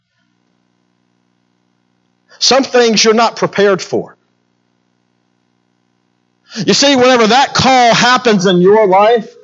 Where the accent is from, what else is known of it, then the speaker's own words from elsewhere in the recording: Baton Rouge, Louisiana, United States; moved away; Being from Baton Rouge, Louisiana, I'm a Cajun boy